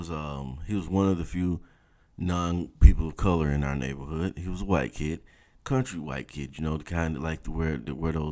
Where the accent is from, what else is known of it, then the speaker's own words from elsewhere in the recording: South Georgia, United States; When you're growing up in South Georgia, your recreational options are very limited